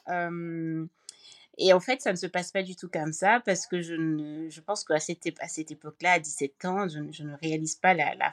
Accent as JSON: {"language": "French", "country": "France", "tie": "born there", "said": "Donc euh, la question, je suis née en France pourtant, euh, mais je m'accrochais, je m'accrochais à ma nationalité camerounaise."}